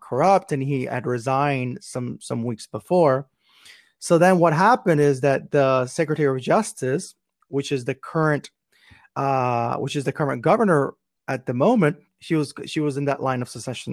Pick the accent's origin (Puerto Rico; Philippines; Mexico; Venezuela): Puerto Rico; now in Houston, United States; I'm originally from Puerto Rico